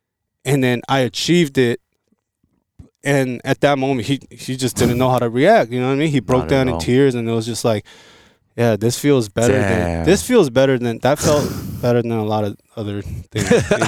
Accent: South Korea; born there; But, yo, I was born in Korea, and there's a lot of things that I can contribute to the Korean market.

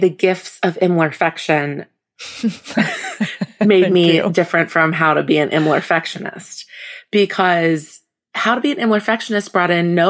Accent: Midwest, United States; I was raised in the Midwest.

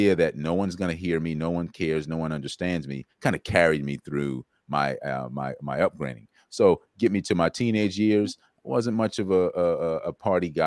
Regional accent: South Carolina, United States; I grew up in South Carolina

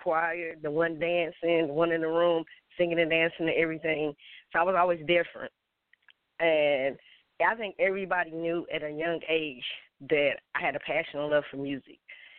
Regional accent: West Virginia, United States; Because I'm from West Virginia, and I'm going to be honest. Anybody from West Virginia, there was no black music.

